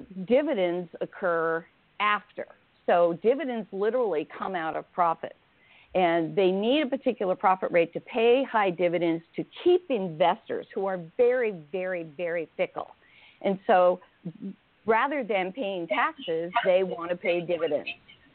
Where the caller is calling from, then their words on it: Oregon, United States; I'm in Oregon right now.